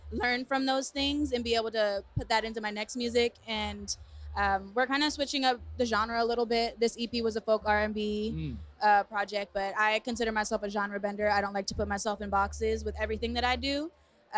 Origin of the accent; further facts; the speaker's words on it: Brockton, Massachusetts, United States; moved away as an adult; now in Los Angeles, United States; I'm from Brockton, Massachusetts. It's a city outside of Boston.